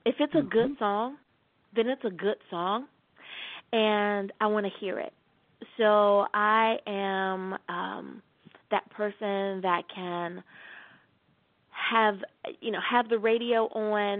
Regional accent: Virginia, United States; now in Long Beach, United States; I grew up in Virginia, right on the coast, living in California in downtown Long Beach

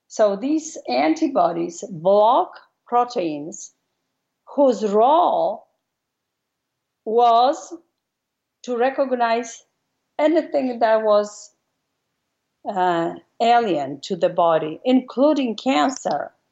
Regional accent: Warsaw, Masovian Voivodeship, Poland; moved away as an adult; now in United States; I was raised and grew up in Warsaw, in the middle of the country.

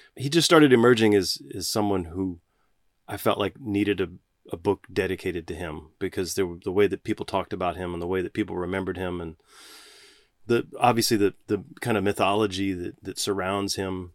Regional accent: Galveston, Texas, United States; even growing up in Galveston

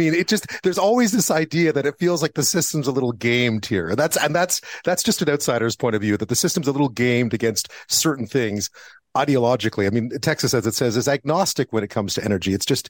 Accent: Quebec, Canada; moved away; also born or lived in Edmonton / Montreal; I grew up in Quebec.

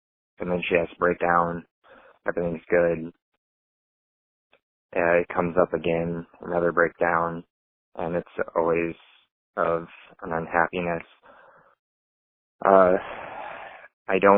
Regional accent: Iowa, United States; I'm from Iowa.

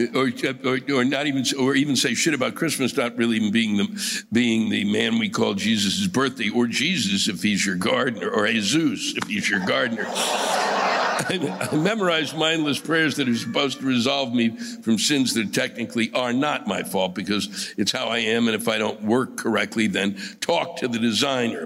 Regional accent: New York City, New York, United States

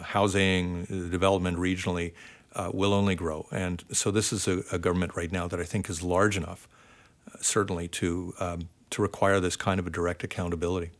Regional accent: Ontario, Canada; now in Vancouver, Canada; I grew up in Ontario

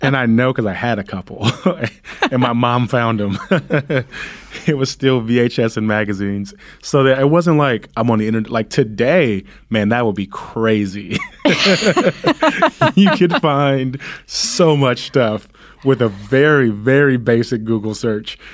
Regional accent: Compton, California, United States; growing up in Compton

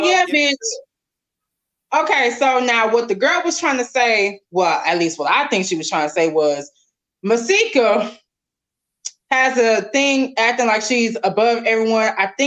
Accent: Houston, Texas, United States; I'm from Texas. We from the South.

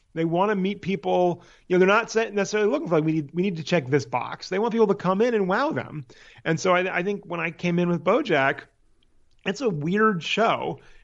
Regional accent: Palo Alto, California, United States; moved away as an adult; also born or lived in San Francisco / New York / Los Angeles; I am from Palo Alto, California, is where I, where I grew up.

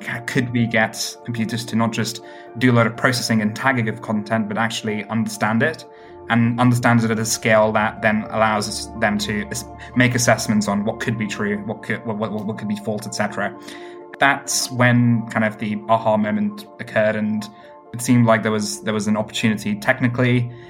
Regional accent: Stone, West Midlands, United Kingdom; My hometown in the UK happens to be a place called Stone, the highest Brexit voting place in all of the UK.

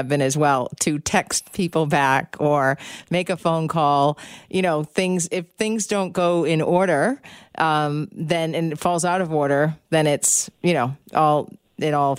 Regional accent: United States; I'm American

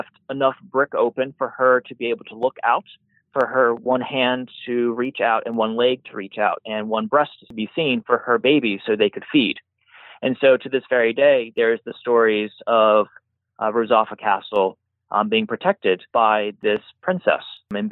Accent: United States; moved away; I'm their American

